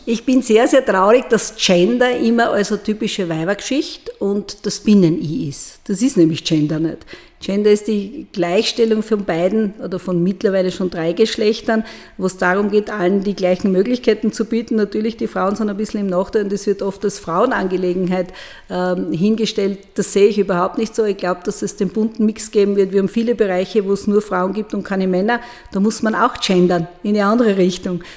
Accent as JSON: {"language": "German", "region": "Burgenland", "country": "Austria", "tie": "born or raised there", "also_born_or_lived": "Vienna / Styria", "moved": "as an adult", "lives_now": "Murau, Austria", "said": "ich bin im Burgenland groß geworden und mit 18 nach Wien gegangen"}